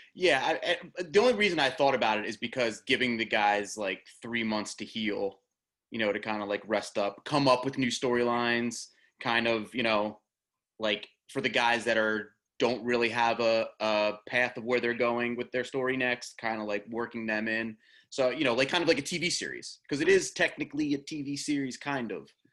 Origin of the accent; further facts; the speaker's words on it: New Jersey, United States; So I live in Jersey. I grew up in Jersey.